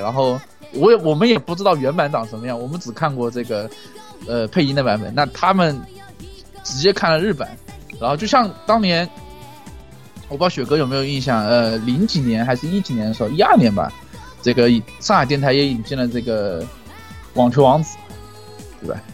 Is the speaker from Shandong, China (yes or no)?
no; Jiangxi, China; 我是江西人